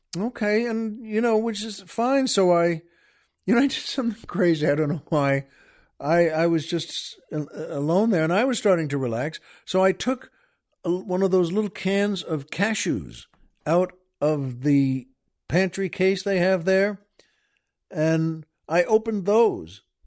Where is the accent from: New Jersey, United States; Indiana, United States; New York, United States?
New York, United States; Long Island; now in Southern California, United States; We grew up on Long Island.